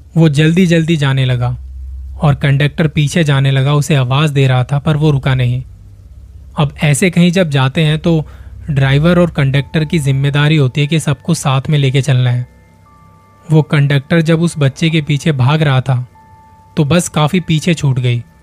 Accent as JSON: {"language": "Hindi", "region": "Delhi", "country": "India", "said": "मैं खुद दिल्ली से हूँ"}